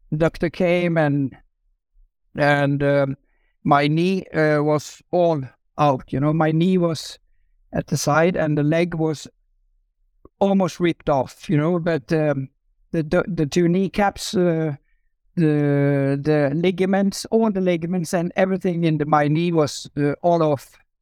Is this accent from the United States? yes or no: no; Norway; I grew up in Norway